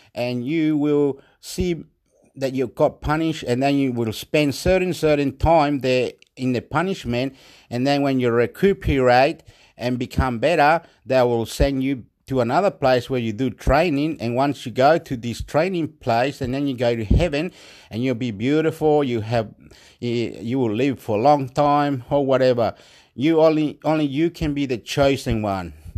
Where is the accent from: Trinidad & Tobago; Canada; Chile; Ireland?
Chile; moved away; I'm from Chile.